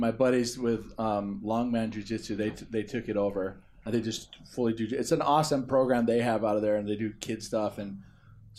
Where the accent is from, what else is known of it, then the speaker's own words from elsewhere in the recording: Kauai, Hawaii, United States; We were born and raised on Kauai